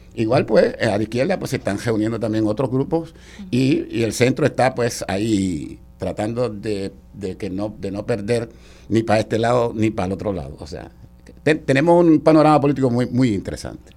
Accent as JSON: {"language": "Spanish", "country": "Puerto Rico", "said": "como todo puertorriqueño"}